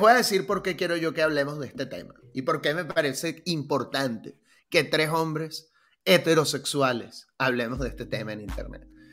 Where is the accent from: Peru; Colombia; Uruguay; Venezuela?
Venezuela; now in Mexico; Yo vengo de Venezuela, donde todo es siempre la jodita